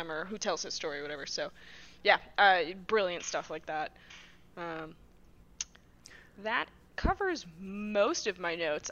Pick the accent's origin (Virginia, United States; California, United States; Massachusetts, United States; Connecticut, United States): Massachusetts, United States; I'm from Massachusetts